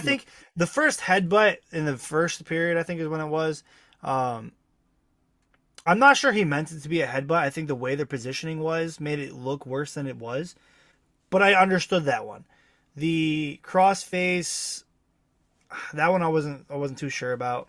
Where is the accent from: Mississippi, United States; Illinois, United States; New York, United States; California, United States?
New York, United States; Section Four; I'm from Section Four